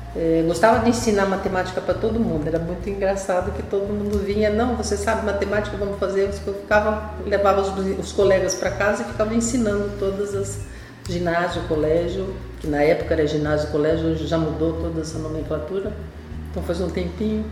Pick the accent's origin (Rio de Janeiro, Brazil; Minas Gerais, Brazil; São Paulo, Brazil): São Paulo, Brazil; Ribeirão Preto; eu sou lá do interior, de Ribeirão Preto